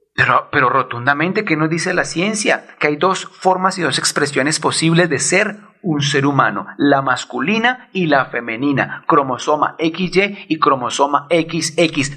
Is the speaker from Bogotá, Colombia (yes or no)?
yes; Bogotá, Colombia; Como bogotano